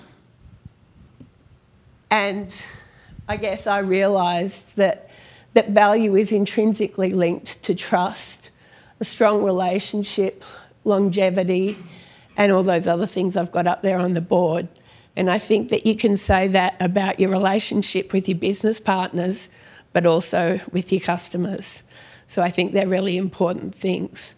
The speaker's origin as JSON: {"language": "English", "town": "Perth", "region": "Western Australia", "country": "Australia", "tie": "born or raised there", "also_born_or_lived": "Sydney", "said": "We moved from Sydney all the way across to Perth"}